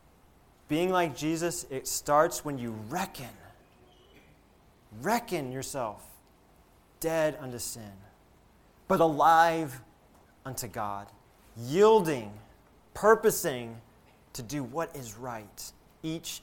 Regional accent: Alabama, United States; So growing up in Alabama, we love college football in Alabama

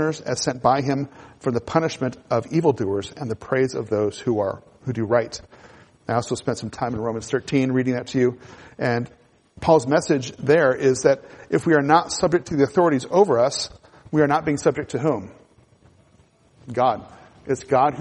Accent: United States; as Americans

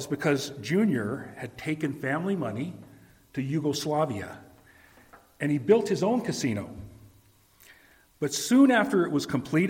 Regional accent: Reno, Nevada, United States; growing up in Reno

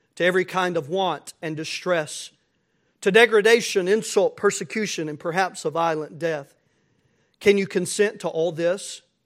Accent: United States; As American Christians.

